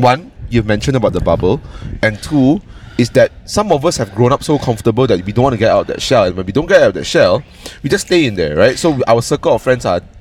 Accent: Malaysia; first language Cantonese; English is a second language

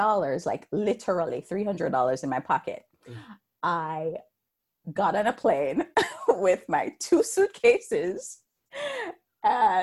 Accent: Jamaica; moved away; I was born and raised in Jamaica.

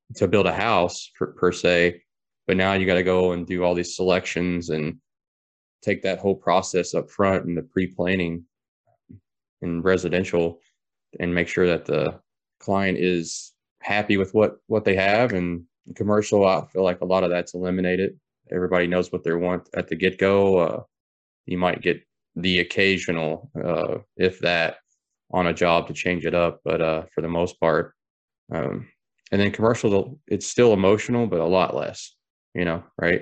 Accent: Taylorsville Lake area, Kentucky, United States; born and raised in Kentucky, um, around Taylorsville Lake area

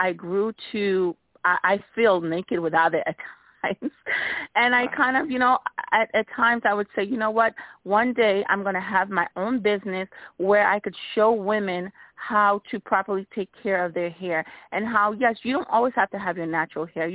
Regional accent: East Orange, New Jersey, United States; I grew up in East Orange

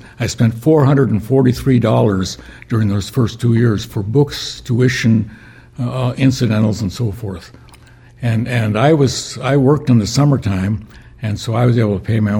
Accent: Duluth, Minnesota, United States; moved away as an adult; I was actually born at home in the western part of Duluth, and that's where we went to church at first.

